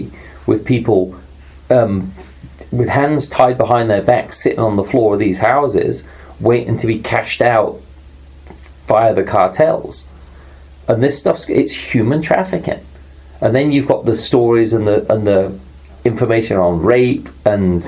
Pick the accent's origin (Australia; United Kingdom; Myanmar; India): United Kingdom; England; moved away as an adult; now in United States; growing up in England